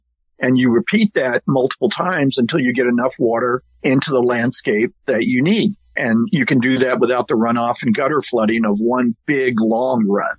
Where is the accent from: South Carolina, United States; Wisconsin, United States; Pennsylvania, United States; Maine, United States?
South Carolina, United States; now in California, United States; I grew up in South Carolina, and it rains all through the year